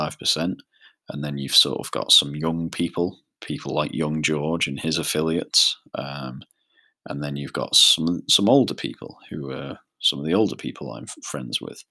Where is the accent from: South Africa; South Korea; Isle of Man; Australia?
Isle of Man; the Isle of Man, which is where I'm from.